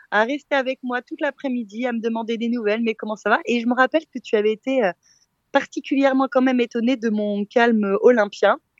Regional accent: Switzerland; non, c'est mon vrai prénom, je suis suisse.

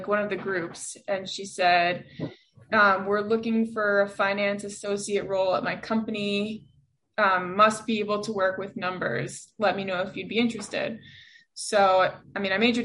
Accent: New York City, New York, United States; I am a born and bred New Yorker. I grew up on the Upper West Side of Manhattan

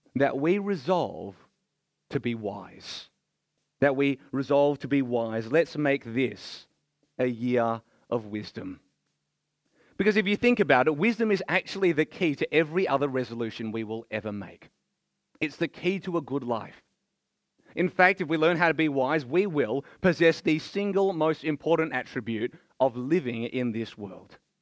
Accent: Melbourne, Victoria, Australia; I was born here in Australia

